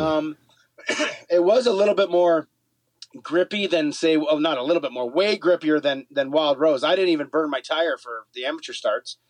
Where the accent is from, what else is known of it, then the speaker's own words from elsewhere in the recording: Canada; We're Canadian